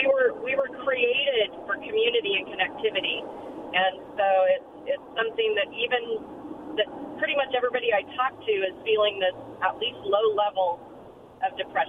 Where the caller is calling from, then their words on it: Richland, Washington, United States; I'm calling from Richland.